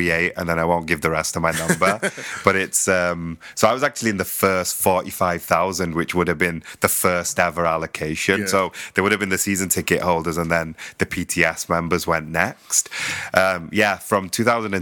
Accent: Manchester, North West England, United Kingdom; moved away; I'm originally from Manchester

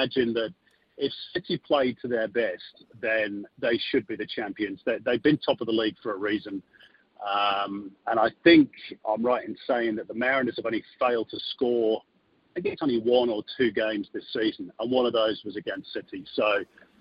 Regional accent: Manchester, North West England, United Kingdom; now in Australia; I'm from Manchester, so I was born there

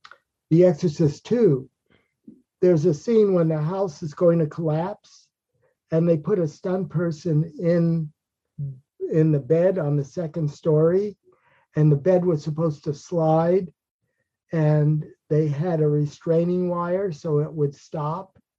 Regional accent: New York, United States; I was born in Manhattan, New York.

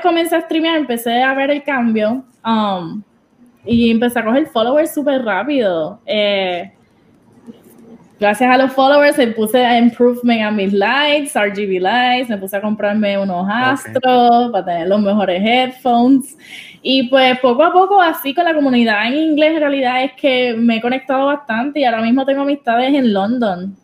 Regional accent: Puerto Rico; now in New Jersey, United States; yo soy de Puerto Rico, 100% boricua, pero ahora mismo eh, me estoy en New Jersey porque trabajo en Nueva York

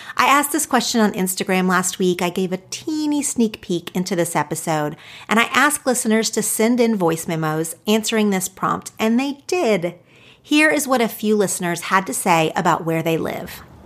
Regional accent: Oklahoma, United States; moved away as an adult; now in Los Angeles, United States; I grew up in two different little small towns in Oklahoma

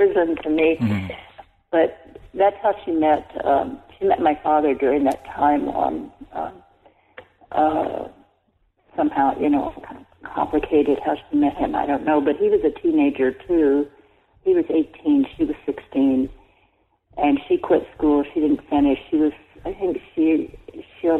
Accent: El Reno, Oklahoma, United States; where I grew up in El Reno

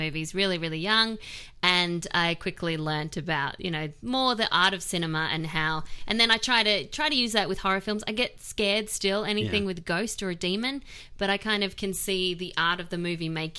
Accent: Australia; moved away as an adult; also born or lived in Sydney; now in United States

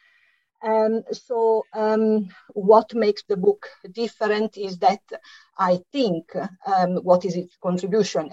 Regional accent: Italy; English is a second language; moved away as an adult; now in London, United Kingdom; as you can hear from my slight accent, I'm Italian, and it is here that I lived through the exciting 1970s

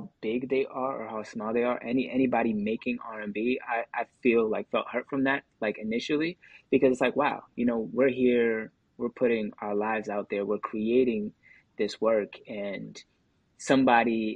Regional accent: Angola; now in Massachusetts, United States; I was born in Angola. I'm currently living in Massachusetts. I've been here for a majority of my life now, more than I was in Angola

